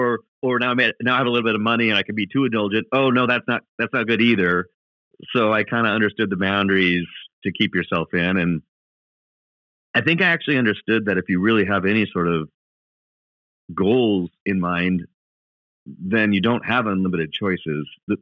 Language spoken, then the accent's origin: English; Milwaukee, Wisconsin, United States; also born or lived in Walla Walla, Washington; In Milwaukee.